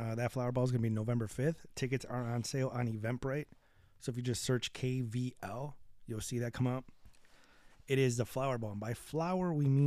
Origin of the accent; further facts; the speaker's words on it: Chicago, Illinois, United States; We're from the South Side, 72nd and Sawyer